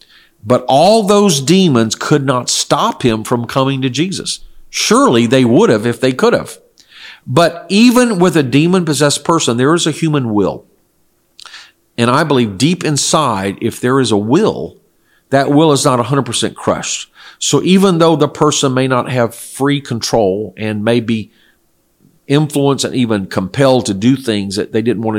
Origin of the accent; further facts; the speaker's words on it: South Korea; I grew up in Korea, where my parents were missionaries, and it was a non-Christian culture, primarily ancestor worship and shamanism, or worship of spirits of nature, Buddhism.